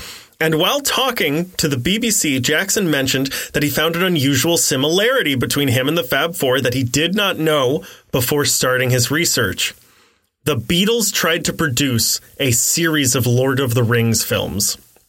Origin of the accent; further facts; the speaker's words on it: Australia; accent: Aussie; Because of my Aussie accent.